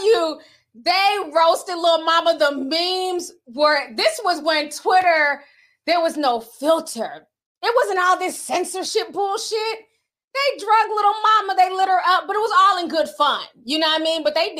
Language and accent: English; New York, United States; I'm from New York. I ain't from Texas. Don't tell me what to do. They're shouting out my city.